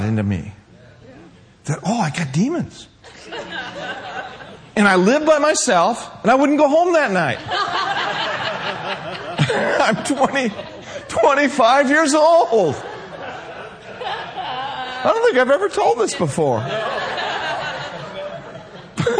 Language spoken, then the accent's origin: English; Minneapolis, Minnesota, United States; also born or lived in Willmar, Minnesota; I grew up in Minneapolis-St. Paul area, Minneapolis side